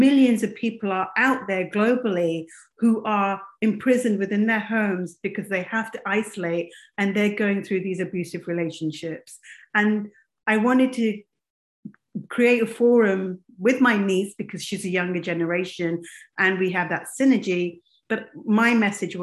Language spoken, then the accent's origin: English; England, United Kingdom; moved away as an adult; also born or lived in Kenya / Dubai / America; now in United States; I was raised in England. I was born in Kenya, but raised in as a South Asian girl, I'm Indian.